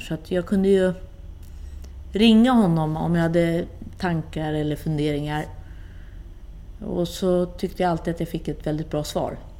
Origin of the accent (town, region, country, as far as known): Sweden; also born or lived in Gothenburg, Sweden / Rosengård, Malmö, Sweden / Italy